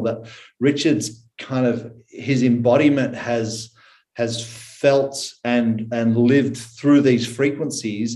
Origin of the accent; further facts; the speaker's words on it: Australia; accent: Aussie; I am currently in Australia. I was born in Australia